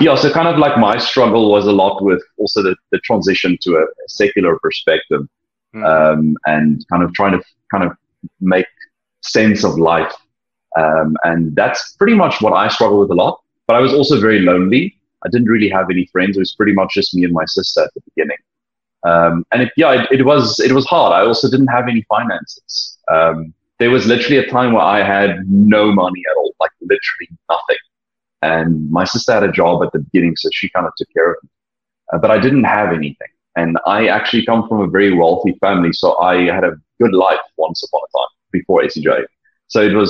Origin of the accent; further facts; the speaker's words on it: a small city close to Cape Town, Western Cape, South Africa; I'm not from Cape Town, but I come from a small city close to Cape Town where the majority of the people from my kind of cultural background are all religious